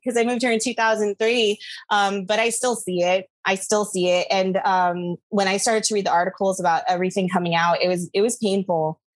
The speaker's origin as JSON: {"language": "English", "country": "Guam", "tie": "born or raised there", "moved": "as an adult", "lives_now": "United States", "said": "I grew up on Guam. I was there till I was 18. And when I first moved to the States"}